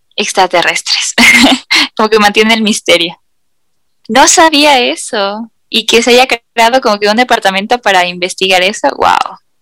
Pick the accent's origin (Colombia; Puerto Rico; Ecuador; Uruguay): Ecuador; nosotros viviendo en este país